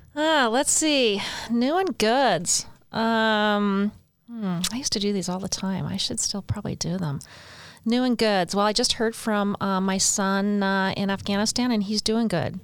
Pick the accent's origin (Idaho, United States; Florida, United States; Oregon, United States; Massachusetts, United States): Oregon, United States; Bend; moved away as an adult; now in St. George, United States; I was born and raised in Oregon